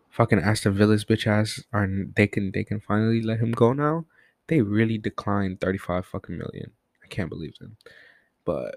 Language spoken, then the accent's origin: English; Ethiopia; I am from Ethiopia